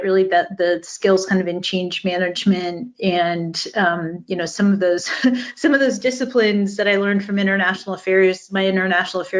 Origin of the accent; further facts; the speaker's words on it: United States; I grew up outside of Washington, D.C., back when everyone wanted to go work at AOL.